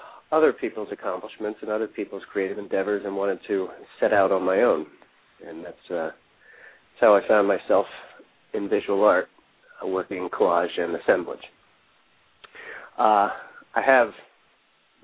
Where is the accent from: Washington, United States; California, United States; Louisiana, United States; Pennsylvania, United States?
Pennsylvania, United States; Elverson; moved away as an adult; also born or lived in Pottstown, Pennsylvania; now in Philadelphia, United States; I was born in Pottstown, Pennsylvania, and grew up in a town called Elverson, population 900